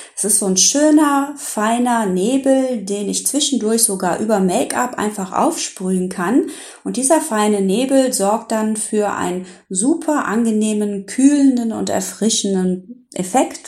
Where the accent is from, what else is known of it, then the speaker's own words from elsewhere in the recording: Rhineland, Germany; hier bei uns im Rheinland